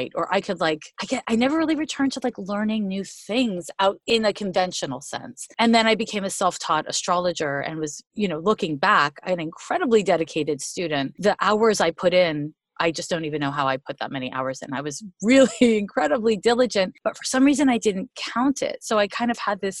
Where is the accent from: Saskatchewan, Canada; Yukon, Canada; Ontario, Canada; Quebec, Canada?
Quebec, Canada; Montreal; now in United States; I'm from Montreal, Quebec. I've been in the US for like 25 years, but I still got it. You know, a little Canadian, a little American